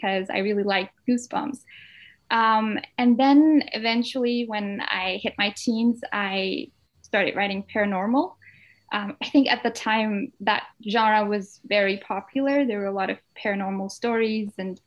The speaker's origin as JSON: {"language": "English", "country": "Denmark", "tie": "born or raised there", "second_language": "English", "moved": "as an adult", "lives_now": "Manchester, United Kingdom", "said": "I am a Danish Pakistani with Indian heritage. I'm the youngest out of four girls, and I was born and raised in Denmark. But I moved to England in 2019 to study English literature"}